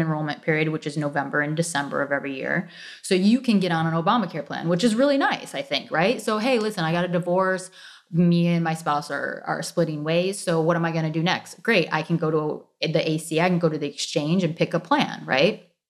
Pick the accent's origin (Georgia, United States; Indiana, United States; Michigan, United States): Michigan, United States; suburbs south of Detroit; moved away as an adult; also born or lived in South Florida; now in Florida, United States; born and raised in Michigan, um, south of Detroit, suburbs south of Detroit